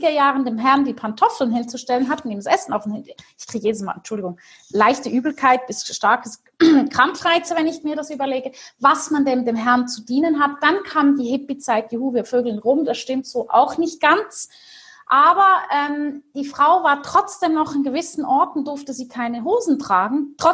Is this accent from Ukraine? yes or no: no; Switzerland; war so ein bisschen wie Heidi, aufgewachsen in der Schweiz, mit vielen Tieren im Wald, auf dem Feld und so richtig romantisch kitschig.